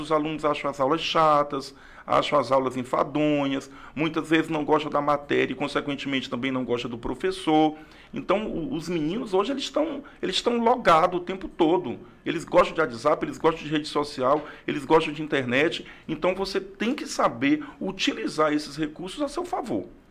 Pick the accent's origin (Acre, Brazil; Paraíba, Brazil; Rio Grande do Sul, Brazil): Acre, Brazil; Rio Branco; also born or lived in Tarauacá, Acre; nasci em Tarauacá no ano de 1975. Mas com dois anos vim para Rio Branco com meus pais, com minha família e estou aqui